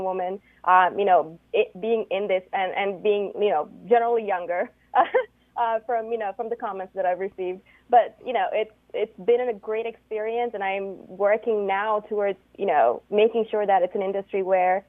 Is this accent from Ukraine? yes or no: no; Canada; I'm actually from Canada.